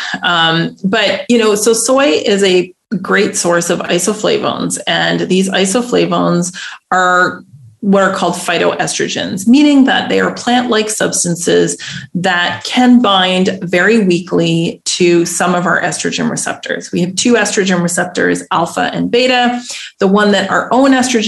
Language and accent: English; Canada; moved away as an adult; now in Netherlands; I'm Canadian